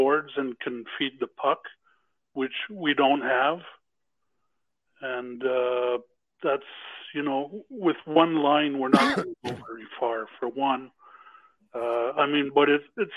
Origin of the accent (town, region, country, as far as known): Montreal, Quebec, Canada; now in Arizona, United States